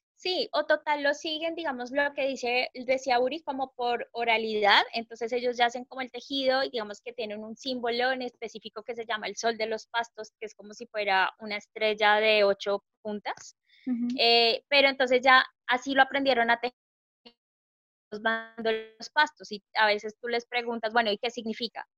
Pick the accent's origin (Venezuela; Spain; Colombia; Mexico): Colombia